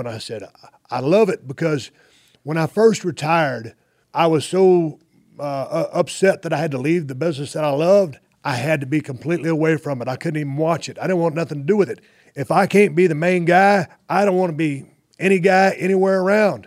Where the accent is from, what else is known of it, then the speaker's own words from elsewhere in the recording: South Texas, United States; also born or lived in Austin, Texas / Victoria, Texas / Edna, Texas; growing up in South Texas